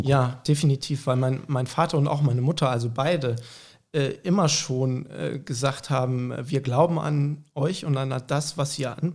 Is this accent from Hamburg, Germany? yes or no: yes; Hamburg, Germany; born there; Genau, also wir sind in Hamburg geboren, meine Eltern kommen eigentlich beide aus der Pfalz, fanden aber Hamburg immer total attraktiv, einfach als Stadt.